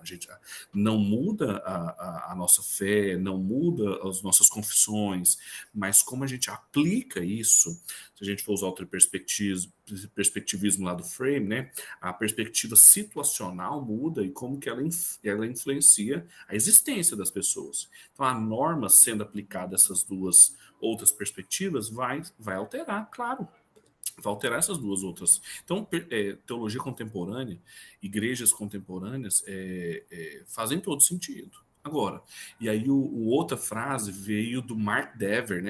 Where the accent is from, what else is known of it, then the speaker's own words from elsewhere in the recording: Brazil; now in Goiás, Brazil; nós somos brasileiros